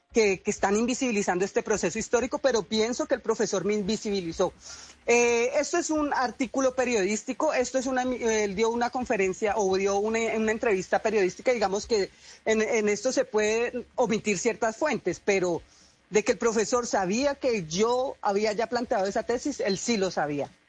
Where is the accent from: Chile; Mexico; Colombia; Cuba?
Colombia; Cali, Valle del Cauca; yo vengo del distrito de Agua Blanca, yo vengo de un barrio que se llama Manuela Beltrán